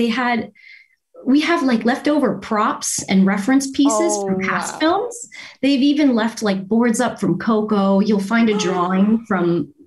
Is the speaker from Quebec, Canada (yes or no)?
no; Windsor, Ontario, Canada; moved away as an adult; also born or lived in Toronto; I'm from Windsor, Windsor, Ontario